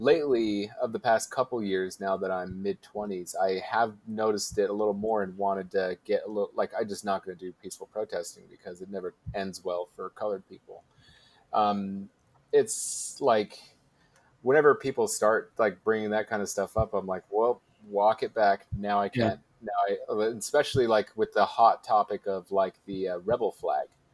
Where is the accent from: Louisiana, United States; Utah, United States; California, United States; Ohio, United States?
Utah, United States; I'm from Utah